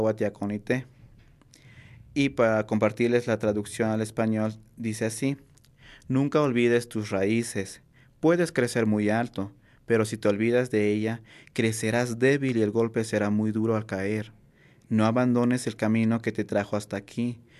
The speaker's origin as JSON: {"language": "Spanish", "town": "Cuetzalan del Progreso", "region": "Puebla", "country": "Mexico", "tie": "born or raised there", "first_language": "Nahuatl", "second_language": "Spanish", "moved": "yes", "lives_now": "Puebla, Mexico", "said": "soy nativo, soy originario de un pequeño pueblo que se llama Milán, perteneciente al municipio de Cuetzalan del Progreso Puebla"}